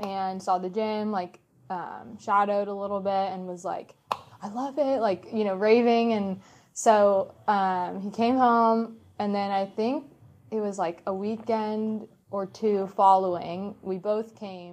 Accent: Orlando, Florida, United States; moved away as an adult; I was from Orlando

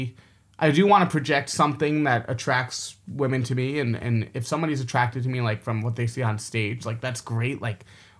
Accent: New York City, New York, United States; now in Beijing, China; I'm from New York, like I spent so much of my life in New York City

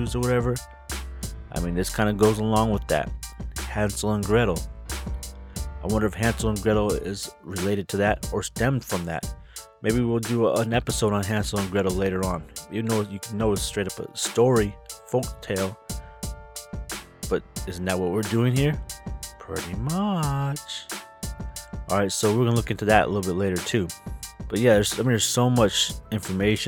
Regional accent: Wisconsin, United States; moved away; when I used to live in Wisconsin, little town Wisconsin

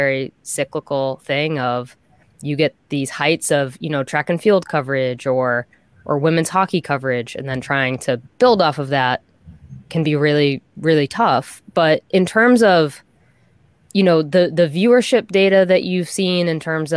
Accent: Boston, Massachusetts, United States; I'm from Boston

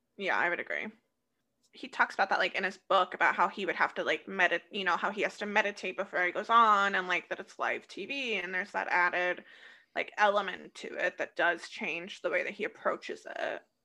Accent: Des Moines, Iowa, United States; accent: Des Moines, Iowa; Midwest; my Des Moines, Iowa accent just really comes

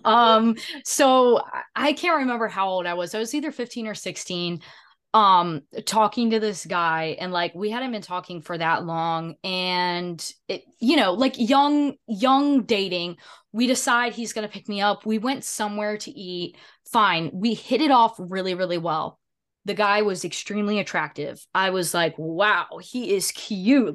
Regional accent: the South, United States; I'm from the South

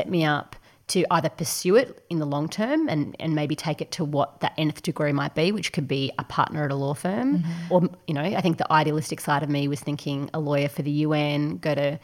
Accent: Ballarat, Victoria, Australia; also born or lived in Bendigo; I grew up in Bendigo and then moved quite shortly to Ballarat

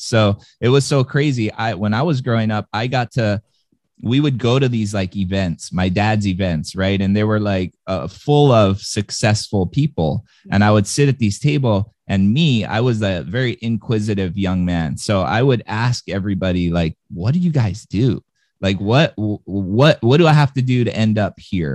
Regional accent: Hawaii, United States; born or raised there

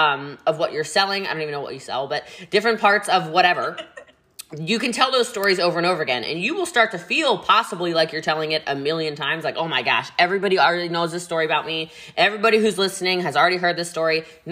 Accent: Maryland, United States; I'm from Maryland, right?

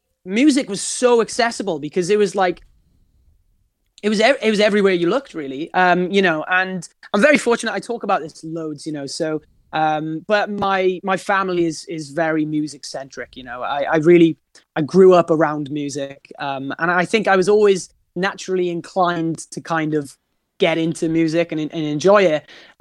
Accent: Wales, United Kingdom; Yeah, Wales is a really, really special place because, you know, we've got this, we're a very passionate nation, first and foremost.

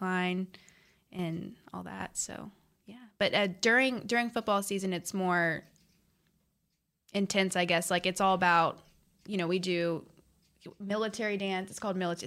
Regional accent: North Richland Hills, Texas, United States; I'm a Dallas girl. So I grew up here my whole life

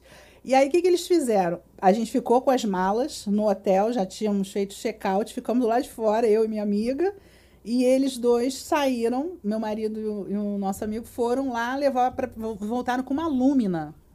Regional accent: Brazil; como bom brasileiro

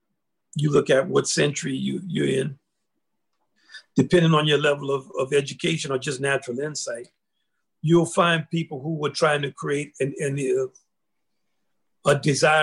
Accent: the South, United States; I'm from the South

